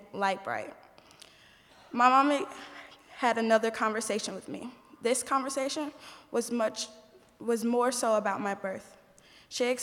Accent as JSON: {"language": "English", "town": "Indianapolis", "region": "Indiana", "country": "United States", "said": "I'm from Indianapolis, Indiana"}